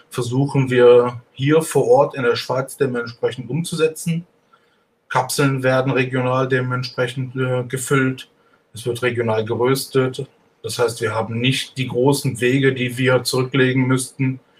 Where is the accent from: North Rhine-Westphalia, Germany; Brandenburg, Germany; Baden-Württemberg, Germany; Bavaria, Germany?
North Rhine-Westphalia, Germany; Cologne; now in Switzerland; Ich bin, ich bin ein Kölner.